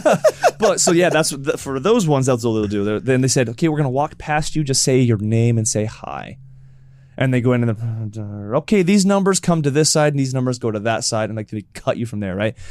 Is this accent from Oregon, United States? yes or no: yes; Oregon, United States; also born or lived in Utah; now in California, United States; I grew up in Oregon